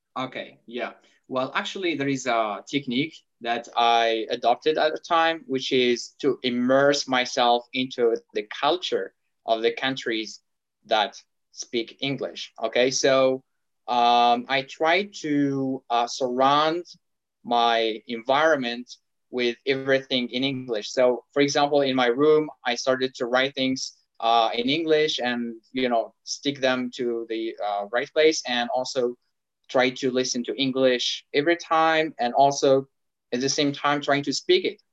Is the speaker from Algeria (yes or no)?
yes; Algeria; English is a second language; now in Turkey; from Algeria, and I'm saying hi to you from Turkey